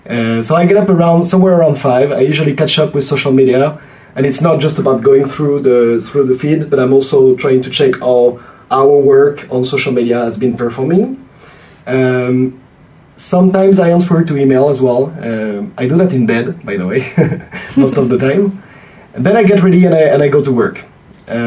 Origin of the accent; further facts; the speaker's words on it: France; English is a second language; Oh, I'm French.